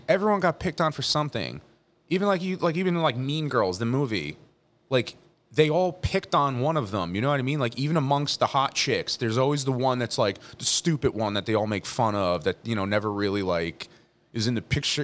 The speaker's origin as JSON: {"language": "English", "town": "Leonardo", "region": "New Jersey", "country": "United States", "tie": "born or raised there", "also_born_or_lived": "Middletown, New Jersey / Chicago", "said": "I grew up in Leonardo"}